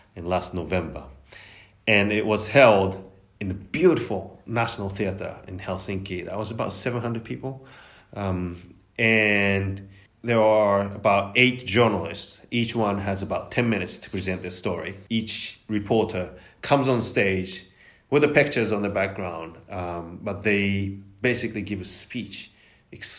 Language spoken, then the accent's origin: English; Japan; moved away as an adult; now in Oxford, United Kingdom; I'm a journalist from Japan